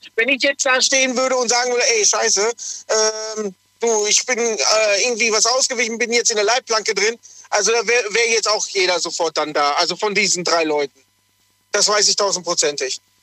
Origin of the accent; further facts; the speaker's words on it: Lünen, North Rhine-Westphalia, Germany; also born or lived in Dortmund; eigentlich komme ich aus dem Ruhrpott, äh, tiefsten Dortmund, also Lünen eigentlich ursprünglich